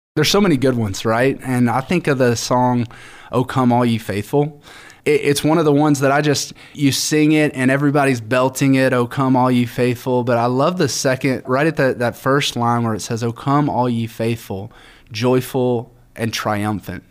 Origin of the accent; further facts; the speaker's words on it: Alabama, United States; I'm from Alabama